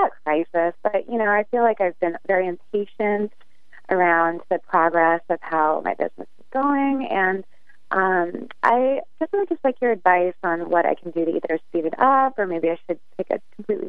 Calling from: Holyoke, Massachusetts, United States; I'm calling in from Holyoke, Massachusetts.

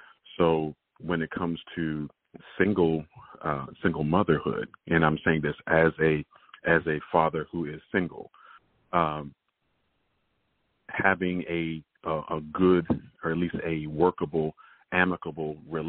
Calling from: Tallahassee, Florida, United States; I'm calling from Tallahassee, Florida.

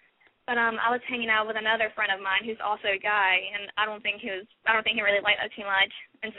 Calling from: South Carolina, United States; I'm 22, and I'm calling from South Carolina.

